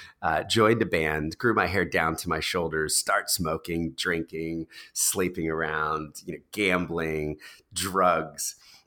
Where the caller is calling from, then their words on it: New York City, New York, United States; So I'm recording this from New York City. I live with my wife and two kids.